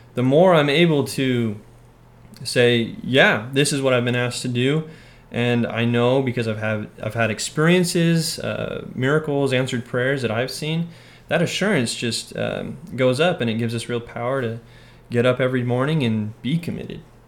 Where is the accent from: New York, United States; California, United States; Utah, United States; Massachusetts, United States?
Utah, United States; Orem; moved away as an adult; now in Texas, United States; I'm from Orem, Utah originally and uh, born and raised